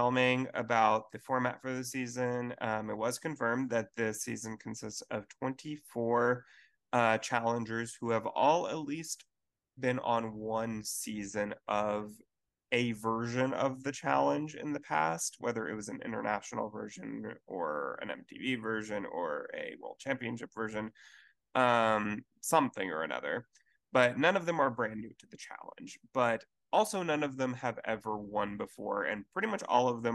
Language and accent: English; Houston, Texas, United States; Houston, which is super exciting for me, my hometown.